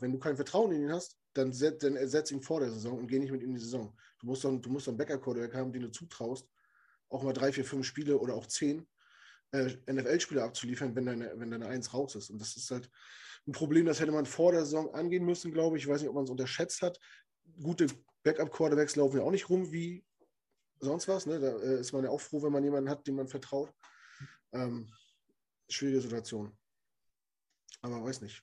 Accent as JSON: {"language": "German", "country": "Germany", "said": "als Deutscher"}